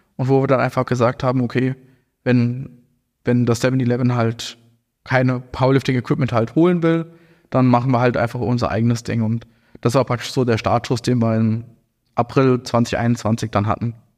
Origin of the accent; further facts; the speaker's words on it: Hesse, Germany; now in Frankfurt, Germany; ich bin ja hier in Hessen auch aufgewachsen